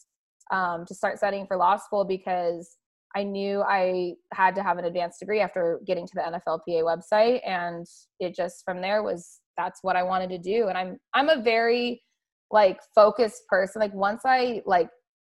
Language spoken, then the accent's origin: English; Arizona, United States; I grew up in Arizona